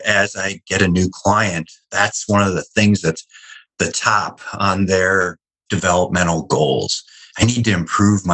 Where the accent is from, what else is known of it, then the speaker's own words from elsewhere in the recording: Wisconsin, United States; I grew up in Wisconsin